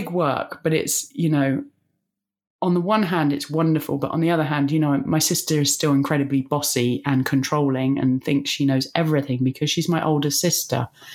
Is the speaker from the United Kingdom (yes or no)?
yes; Bath, South West England, United Kingdom; moved away as an adult; I did my first 2 years of recovery in Bath, in my hometown.